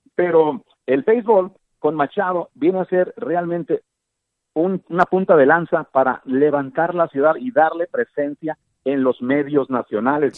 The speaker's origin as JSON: {"language": "Spanish", "town": "Tijuana", "region": "Baja California", "country": "Mexico", "tie": "born or raised there", "moved": "yes", "lives_now": "San Diego, United States", "said": "yo soy nacido en Tijuana, tengo viviendo en San Diego pues muchísimos años, ya más de 30"}